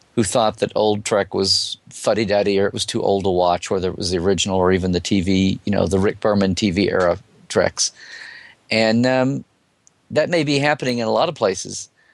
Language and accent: English; United States; as an American